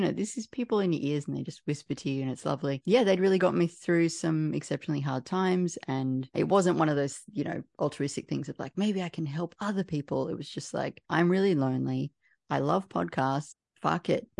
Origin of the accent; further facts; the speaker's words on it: Canberra, Australian Capital Territory, Australia; I'm from Canberra